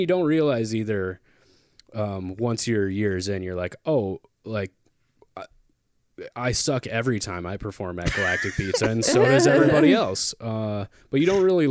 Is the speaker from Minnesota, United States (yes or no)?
yes; Minnesota, United States; I am from Minnesota.